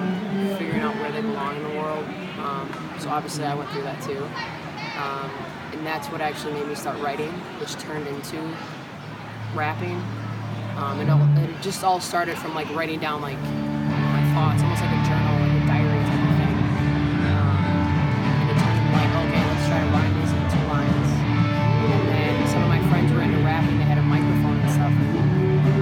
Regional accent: West Allis, Wisconsin, United States; I grew up in Stallus, the dirty Stallus. I went to Nathan Hale.

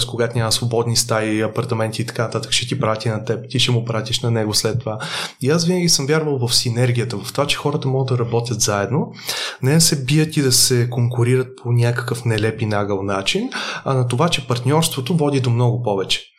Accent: Varna, Varna Province, Bulgaria; аз идвам от семейство от Варна. А, туризма във Варна е много сериозно застъпен и де-факто всеки е израснал в концепцията

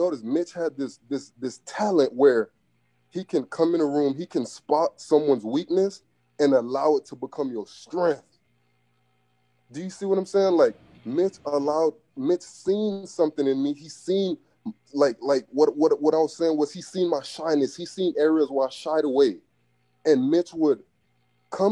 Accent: Miami, Florida, United States; I'm from Biscayne, so I was raised around like 79th Street, 80, 81st, 88, 85th, 86th, around that area

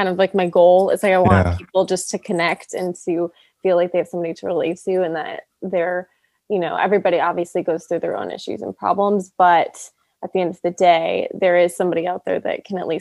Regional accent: Los Angeles, California, United States; also born or lived in Kingston, Ontario, Canada / Nashville; I was born

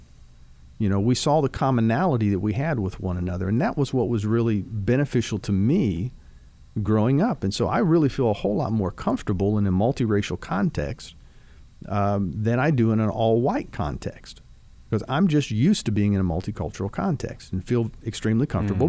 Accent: Dayton, Ohio, United States; now in Kentucky, United States; growing up in Dayton, Ohio

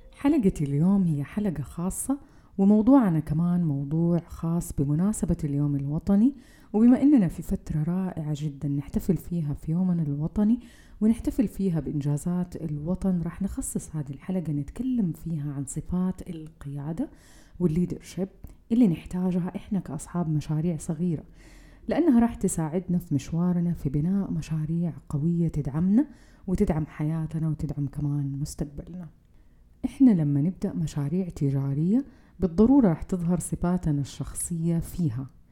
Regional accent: Saudi Arabia; فينا كسعوديين

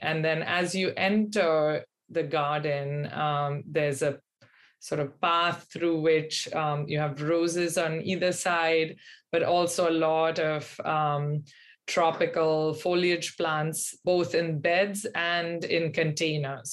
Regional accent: Pune, Maharashtra, India; moved away as an adult; now in Boston, United States; I grew up in India in um, a city that's on the western um, side of the country, um, central west, about three hours from Bombay, called Pune

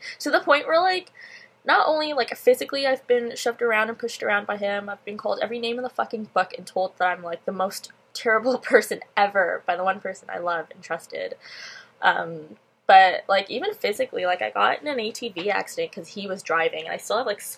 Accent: Pickering, Ontario, Canada; I'm from Pickering

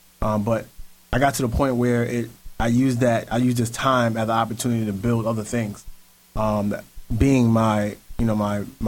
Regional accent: New York City, New York, United States; I'm from Williamsburg Projects in Brooklyn.

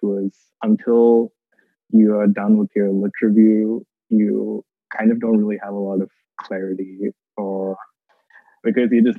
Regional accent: Thrissur, Kerala, India; moved away; I come from Thrissur, India, which is on the west coast of Kerala

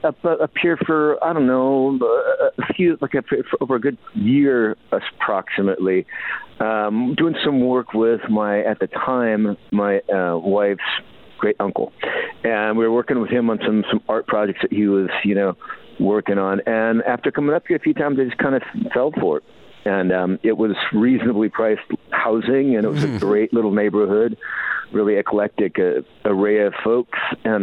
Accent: Minnesota, United States; now in upstate New York, United States

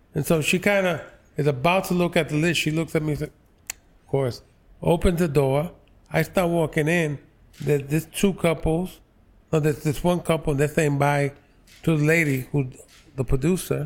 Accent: New York City, New York, United States; I grew up on the Lower East Side.

